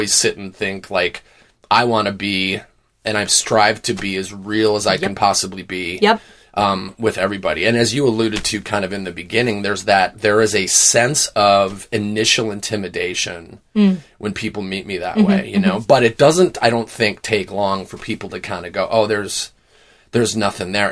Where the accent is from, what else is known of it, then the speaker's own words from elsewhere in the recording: Wisconsin, United States; Born and raised in Wisconsin